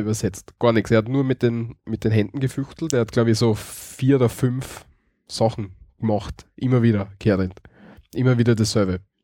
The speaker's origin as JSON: {"language": "German", "region": "Styria", "country": "Austria", "said": "bei uns in der Steiermark"}